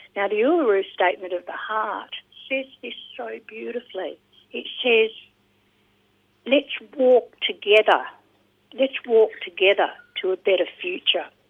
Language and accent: English; Australia; also born or lived in Tonga; as an Australian volunteer